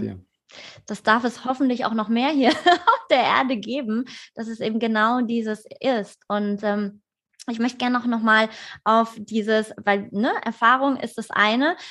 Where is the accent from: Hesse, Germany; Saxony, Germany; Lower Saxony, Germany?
Hesse, Germany; Vogelsberg; moved away; das ist äh, äh, meine alte Heimat, von Frankfurt so eine Stunde entfernt